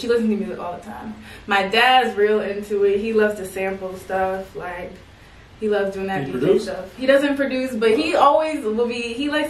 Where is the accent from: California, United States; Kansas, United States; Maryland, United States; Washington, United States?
Maryland, United States; Columbia; moved away as an adult; now in Atlanta, United States; I'm from Maryland, Columbia, Maryland.